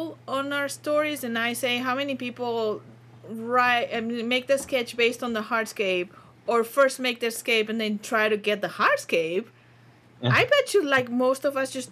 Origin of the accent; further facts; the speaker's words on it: Barcelona, Catalonia, Spain; moved away; I'm from Barcelona